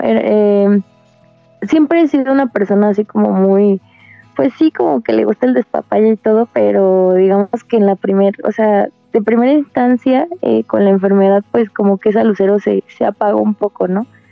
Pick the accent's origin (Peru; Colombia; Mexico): Mexico; Querétaro; yo soy de Querétaro y me estoy tratando en la Ciudad de México